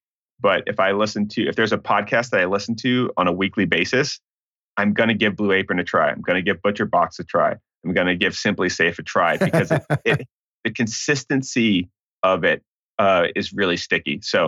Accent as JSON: {"language": "English", "town": "Santa Barbara", "region": "California", "country": "United States", "tie": "born or raised there", "said": "so I grew up in the Santa Barbara area of California, and what's fascinating now, there's not a lot of multifamily buildings there."}